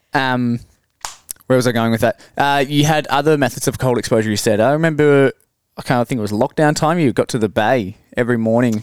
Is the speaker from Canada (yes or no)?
no; Hamilton, Victoria, Australia; also born or lived in Ballarat; I grew up in Hamilton and then went to Ballarat